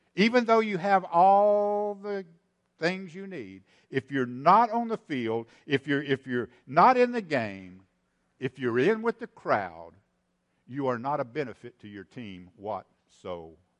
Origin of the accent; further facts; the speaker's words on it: East Texas, United States; I'm from East Texas. I can use that weird language